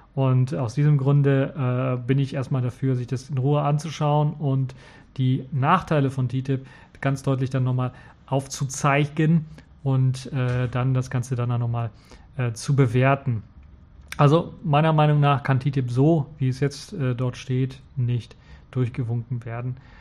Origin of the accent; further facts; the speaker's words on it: Cologne, North Rhine-Westphalia, Germany; in Köln gegründet, also in meiner Heimatstadt quasi